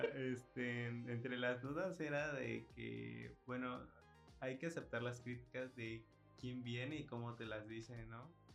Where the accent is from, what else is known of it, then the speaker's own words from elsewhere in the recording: Yucatán, Mexico; nosotros como yucatecos